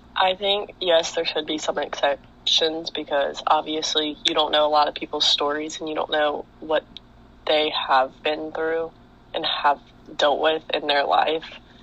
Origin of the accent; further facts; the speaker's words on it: Greenville, South Carolina, United States; I'm from Greenville, South Carolina